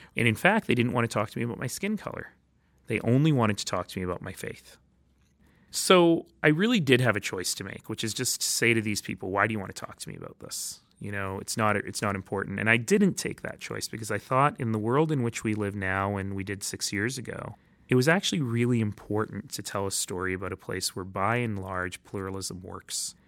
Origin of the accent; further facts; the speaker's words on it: Calgary, Alberta, Canada; also born or lived in Toronto / Red Deer; ended up in Calgary, where I grew up.